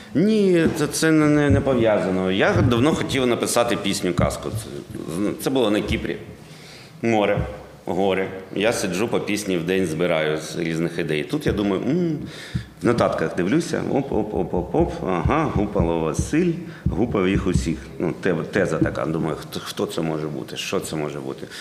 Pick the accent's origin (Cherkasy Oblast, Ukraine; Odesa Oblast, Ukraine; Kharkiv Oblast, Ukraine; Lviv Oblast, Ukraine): Kharkiv Oblast, Ukraine; Kharkiv; ми з Харкова